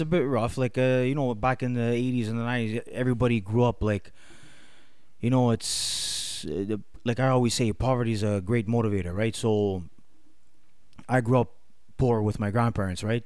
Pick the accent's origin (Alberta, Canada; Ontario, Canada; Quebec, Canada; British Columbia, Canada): Quebec, Canada; Montreal; I grew up in Villemard with, uh, no, no, no, no, my grandparents.